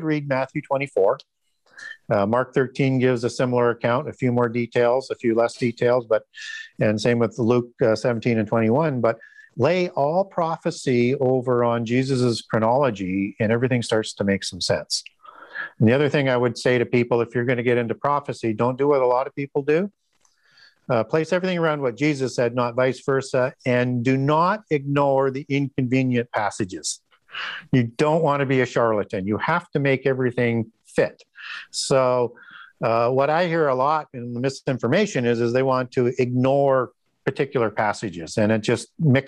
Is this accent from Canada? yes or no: yes; Canada; I'm from Canada